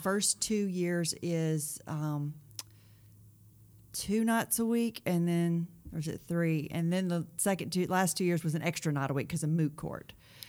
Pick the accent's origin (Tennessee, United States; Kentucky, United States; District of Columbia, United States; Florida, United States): Tennessee, United States; Cookeville; I was actually born in Cookeville.